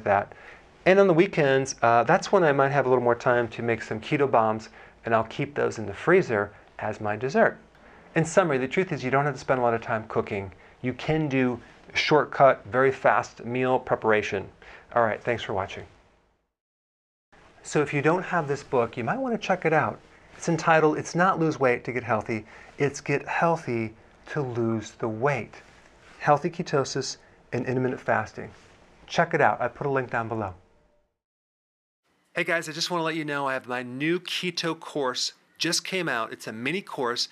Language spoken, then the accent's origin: English; Wisconsin, United States; I'm from Wisconsin